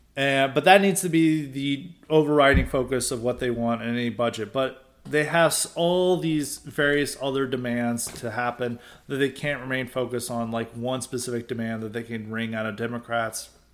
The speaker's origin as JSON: {"language": "English", "town": "Nashville", "region": "Tennessee", "country": "United States", "tie": "born or raised there", "said": "I grew up in Nashville"}